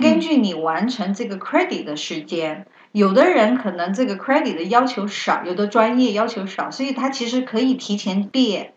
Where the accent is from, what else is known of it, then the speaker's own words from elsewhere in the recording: China; now in United States; 咱们中国学生